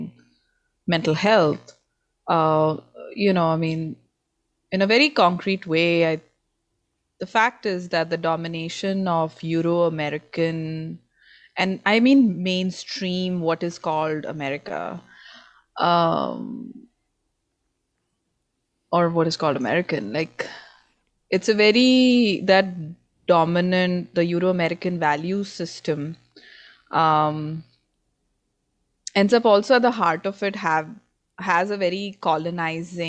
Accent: India; now in United States; I come from India, and India is a former colony of the British

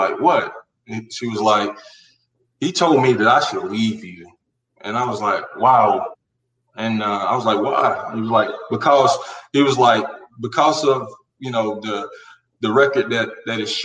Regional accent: Carolina, United States; growing up in Carolina from childhood, teenage, building up to that adult moment

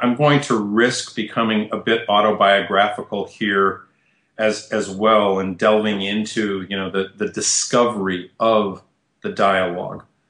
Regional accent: Midwest, United States; also born or lived in Michigan / New York / Tennessee; now in Nashville, United States; I was born in the Midwest

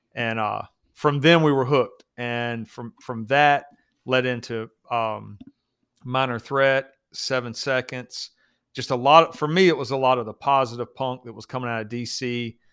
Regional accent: the South, United States; I grew up in the South

